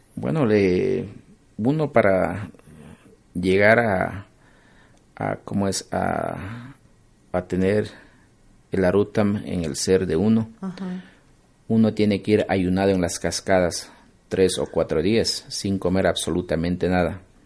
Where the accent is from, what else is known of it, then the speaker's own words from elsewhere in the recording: Ecuador; todos como ecuatorianos